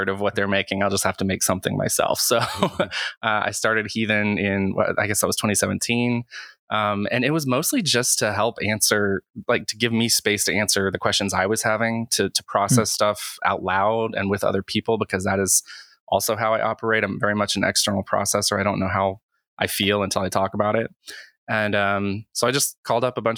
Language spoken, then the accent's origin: English; Western North Carolina, United States; I grew up in Western North Carolina